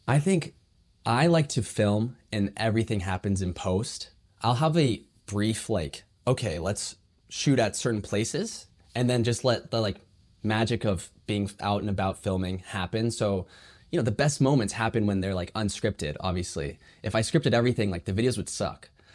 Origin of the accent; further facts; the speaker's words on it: Burlingame, California, United States; I'm from San Francisco Bay Area, uh, specifically, like, Burlingame area.